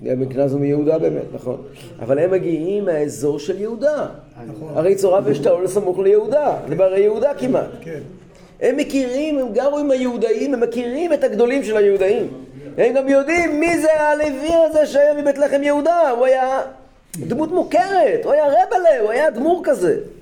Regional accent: Kfar Chabad, Central District, Israel; אני גדלתי בכפר חב"ד

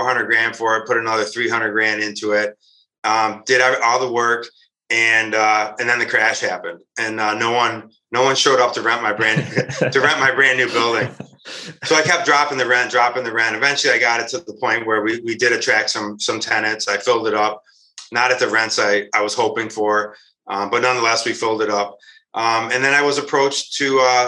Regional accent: Rochester, New York, United States; I was born and raised here in Rochester, New York.

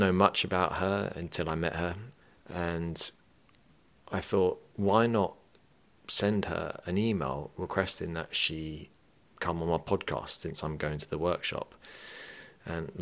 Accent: England, United Kingdom; now in Ireland; I mean I'm English, but I have Irish parents.

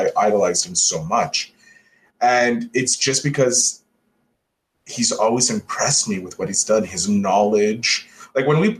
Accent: Montreal, Quebec, Canada; moved away; also born or lived in Prince Edward Island / Ottawa; I was born in Montreal. Then we moved to Prince Edward Island for 2 years, grew up there

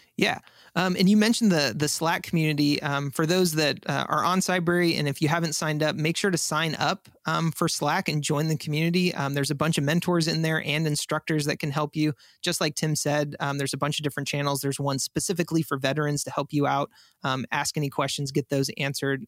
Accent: San Antonio, Texas, United States; I'm actually from San Antonio

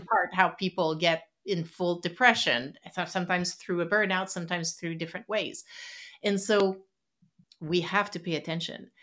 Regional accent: Quebec City, Quebec, Canada; first language French; English is a second language; moved away as an adult; also born or lived in West Coast of Canada; originally, I'm, uh, from Quebec City on the East Coast in Canada

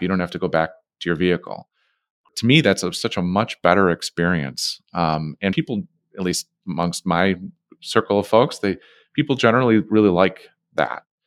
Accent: Chicago, Illinois, United States; We're from Chicago, right? Uh, I'm born and raised in this city.

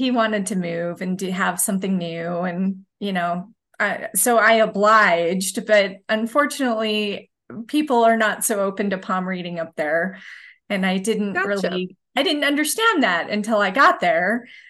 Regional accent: Utah, United States; I would say I have a fairly normal upbringing from Utah. I studied business at the University of Utah

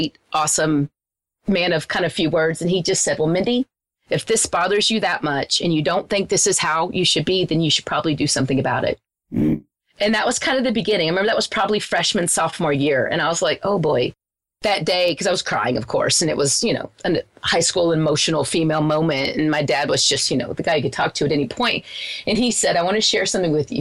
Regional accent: Wichita Falls, Texas, United States; where I grew up in Wichita Falls is a very small town.

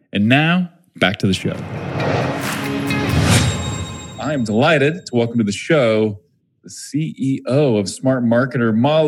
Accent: Springfield, Missouri, United States; so I'm from Missouri, Springfield, Missouri. I did the same thing, man. I'm not a huge fan of the accent in my part of the country.

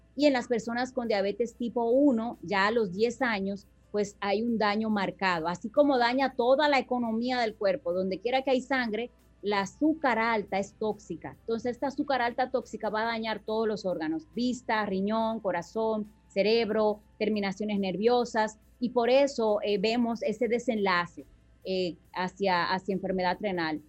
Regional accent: Dominican Republic; como buen dominicano

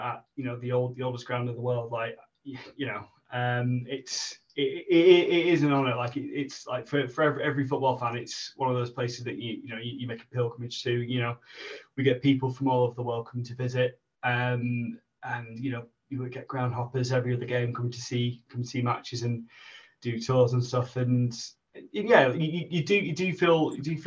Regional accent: Kendal, North West England, United Kingdom; now in Sheffield, United Kingdom; originally I'm from Kendal up in the Lake District, been in Sheffield about 10 years now

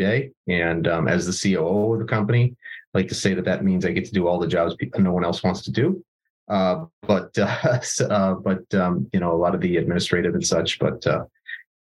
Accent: Buffalo, New York, United States; I was born in Buffalo, New York, which is we're probably best known for snow and chicken wings

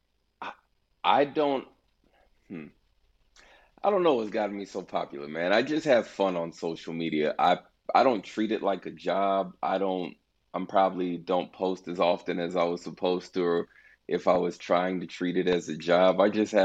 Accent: Houston, Texas, United States; I'm from Houston. I live in Houston now, at least. Raised here

